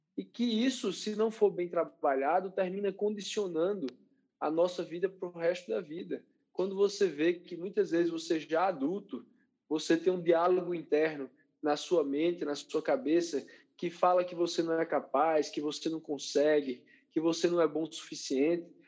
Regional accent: João Pessoa, Paraíba, Brazil; lá em João Pessoa, na minha terra natal

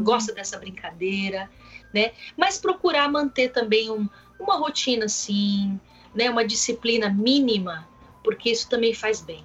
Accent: Brazil; eu sou brasileira

